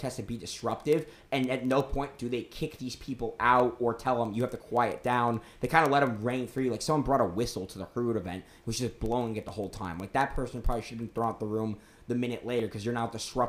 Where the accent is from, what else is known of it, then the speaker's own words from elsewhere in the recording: Washington, District of Columbia, United States; now in South Carolina, United States; I'm originally from the Washington, D.C. area